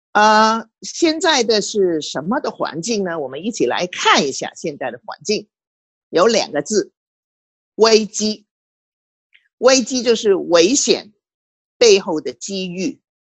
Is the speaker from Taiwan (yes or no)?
no; Hong Kong; 我身为一个香港人